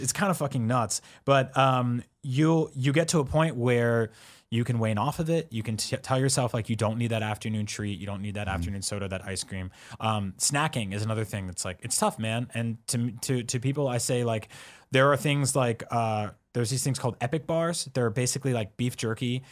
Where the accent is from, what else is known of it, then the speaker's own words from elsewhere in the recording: East Coast, United States; I'm Italian from East Coast